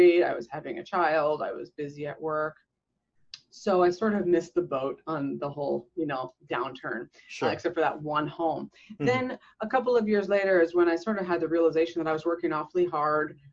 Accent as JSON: {"language": "English", "country": "Canada", "tie": "born or raised there", "said": "growing up in Canada"}